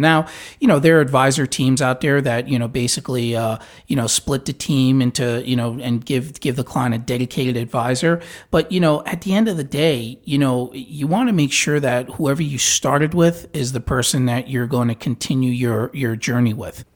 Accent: New York, United States; now in Tampa, United States; I'm from New York

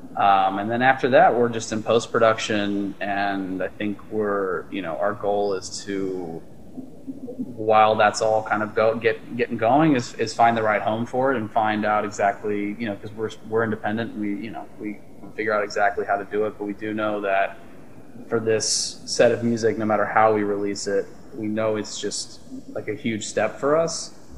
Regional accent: Texas, United States; moved away as an adult; also born or lived in Austin, Texas; now in Los Angeles, United States; we're all from Austin, originally from different places in Texas

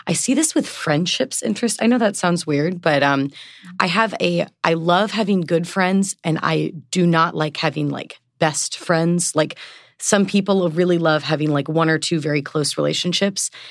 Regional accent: Portland, Oregon, United States; moved away as an adult; now in East Coast, United States; I am from Portland, Oregon. I've been living on the East Coast for about six years now

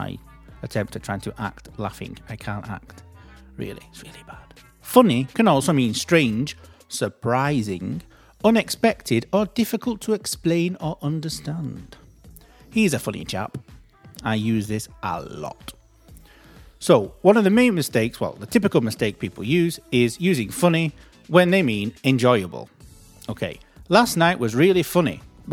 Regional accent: Manchester, North West England, United Kingdom; accent: Manchester; my pronunciation is a Manchester pronunciation, so don't come out correct to my pronunciation now. I'm from Manchester.

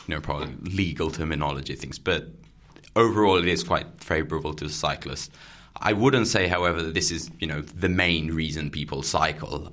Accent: Barcelona, Catalonia, Spain; now in Netherlands; I'm from Barcelona. There, you walk very naturally

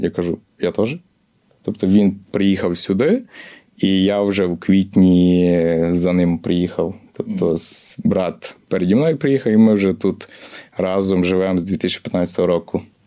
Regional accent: Chortkiv, Ternopil Oblast, Ukraine; moved away as an adult; also born or lived in Lviv; now in London, United Kingdom; я з Тернопільщини, родом з Тернопільщини, славне місто Чортків.

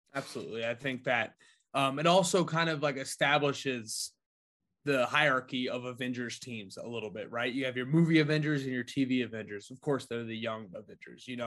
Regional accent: New Palestine, Indiana, United States; my hometown of New Palestine, Indiana, two stoplights and a McDonald's

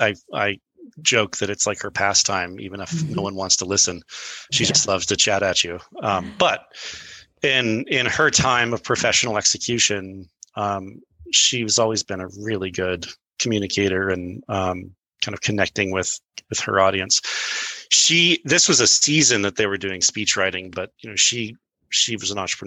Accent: Brazil; first language pt; English is a second language; also born or lived in Boulder, United States; So I was born in Boulder, and my folks were speech writers for some folks who were in Brazil. So they were writing speeches for these diplomat-esque folks. And so we moved to Brazil, and my first language was Portuguese.

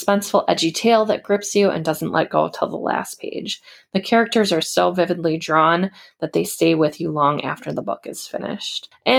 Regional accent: United Kingdom; So for being British, I felt that the story set in Montana was really well written

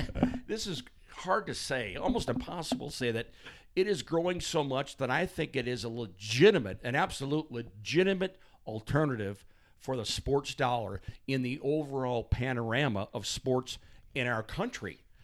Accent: St. Louis, Missouri, United States; I grew up in St. Fulton Areas Parish in Walnut Park. That's right in the heart of North St. Louis

